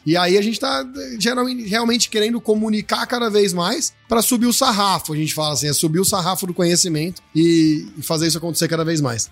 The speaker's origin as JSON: {"language": "Portuguese", "town": "Ribeirão Preto", "region": "São Paulo", "country": "Brazil", "tie": "born or raised there", "said": "Eu sou, então, natural de Ribeirão Preto, São Paulo"}